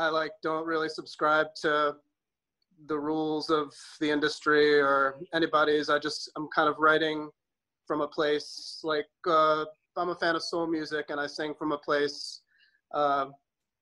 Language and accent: English; New York, United States; I was born in New York